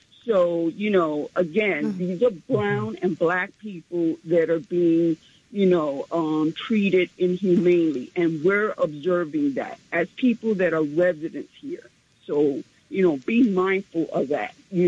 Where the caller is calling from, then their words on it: New York City, New York, United States; from Central Harlem.